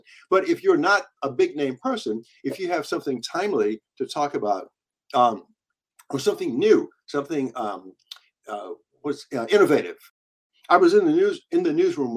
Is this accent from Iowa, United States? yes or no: no; Virginia, United States; the little rural hick town where I grew up in Virginia